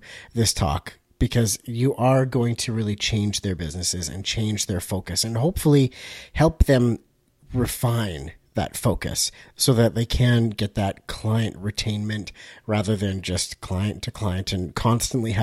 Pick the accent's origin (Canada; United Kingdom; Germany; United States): Canada